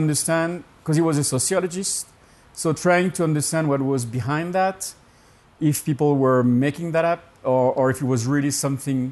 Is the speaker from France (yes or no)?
yes; Burgundy, Bourgogne-Franche-Comté, France; English is a second language; moved away as an adult; also born or lived in Alsace / Laos; now in United States; I was born in France, in Burgundy